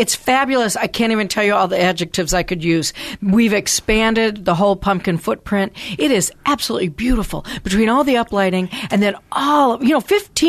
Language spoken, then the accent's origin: English; outside the Detroit area, Michigan, United States; moved away; also born or lived in Harbor Springs, Michigan (family); I'm from Michigan. I'm from outside the Detroit area of all places in the beautiful suburbs. But most importantly, my six generations of family hail from the very tip-top of Michigan, almost to the Upper, almost to the Upper Peninsula, in a beautiful place called Harbor